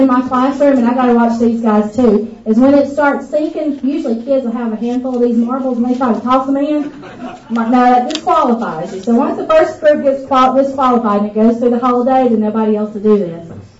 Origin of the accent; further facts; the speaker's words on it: England, United Kingdom; I'm English. You have to forgive me on this.